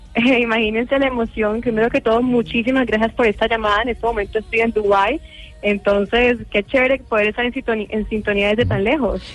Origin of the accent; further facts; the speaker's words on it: Cali, Valle del Cauca, Colombia; moved away; representar a Colombia y en mi Tierra Cali.